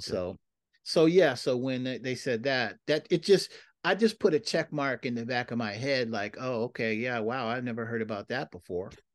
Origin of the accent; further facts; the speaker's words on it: Seattle, Washington, United States; moved away; also born or lived in Bay Area, California; I moved from Seattle to, uh, the Bay Area